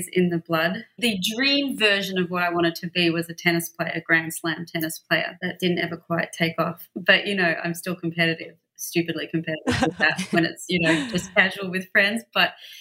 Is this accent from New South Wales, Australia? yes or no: no; Melbourne, Victoria, Australia; moved away as an adult; also born or lived in London; now in Los Angeles, United States; I grew up in Melbourne, Australia